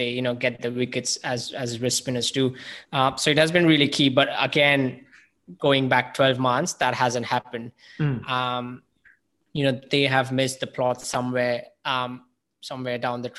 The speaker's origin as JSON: {"language": "English", "country": "India", "said": "It is scary for me as an Indian fan as well, because this sort of dominance is what we have always create for as an Indian fan"}